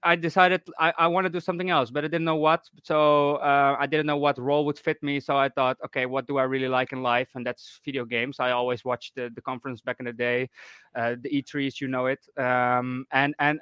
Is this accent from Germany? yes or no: no; Netherlands; I'm from the Netherlands